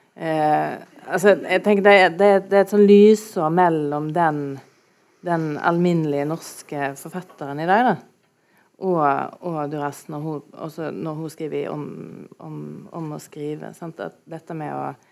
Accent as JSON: {"language": "Norwegian", "town": "Stord", "region": "Vestland", "country": "Norway", "said": "Jeg kommer jo fra Storda, som dere kanskje hører"}